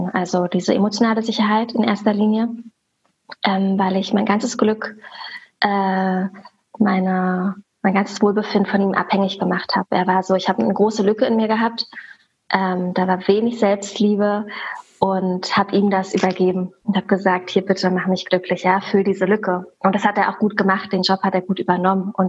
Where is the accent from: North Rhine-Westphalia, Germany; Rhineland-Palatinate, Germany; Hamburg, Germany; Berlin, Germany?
Berlin, Germany; Ähm, ich wohne in Berlin, ich komme aus Berlin, bin hier geboren und aufgewachsen und ja, lebe und arbeite hier.